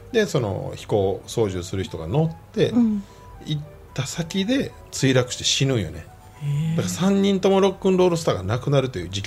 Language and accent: Japanese; Osaka, Japan; born or raised there